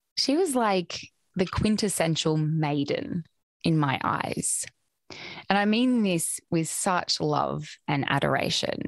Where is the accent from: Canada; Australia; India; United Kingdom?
Australia; I grew up in Australia, where I still currently reside.